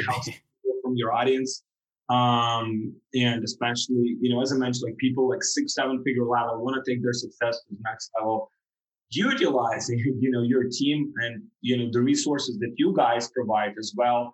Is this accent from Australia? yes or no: no; Ukraine; moved away as an adult; also born or lived in Europe; now in Miami, United States; I'm from Ukraine originally